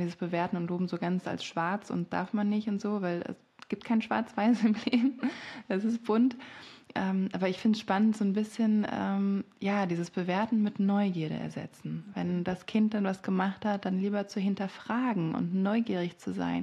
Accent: France; moved away; ich bin in Frankreich aufgewachsen

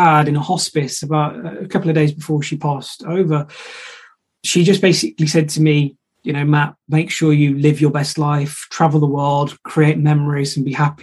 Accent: Shropshire, West Midlands, United Kingdom; I'm from Shropshire

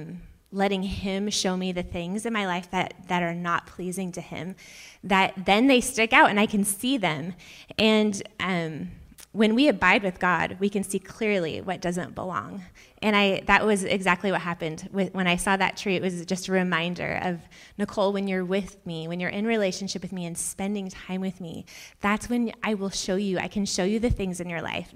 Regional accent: Auburn, United States; I grew up in Auburn, so not that far down the road, like 45 minutes

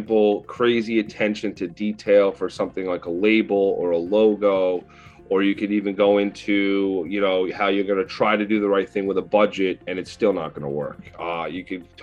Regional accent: Northport, New York, United States; I am from Northport, Long Island, 31 years old now

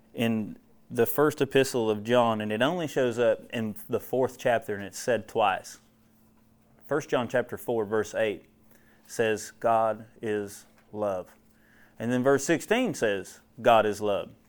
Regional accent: central Ohio, United States; moved away; I'm from Ohio originally, and I tell you what, I grew up hating Ohio State football because that's all you hear about. I'm from central Ohio

